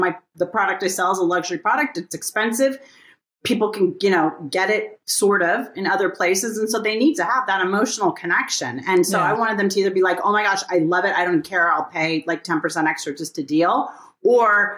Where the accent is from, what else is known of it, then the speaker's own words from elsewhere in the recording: Pasadena, California, United States; growing up in Pasadena